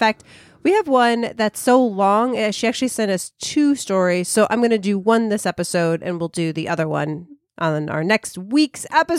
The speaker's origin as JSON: {"language": "English", "country": "Estonia", "tie": "born or raised there", "said": "I was born and raised in Estonia. It's a small country next to the Baltic Sea."}